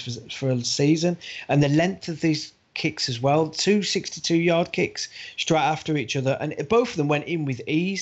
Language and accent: English; United Kingdom; us as British fans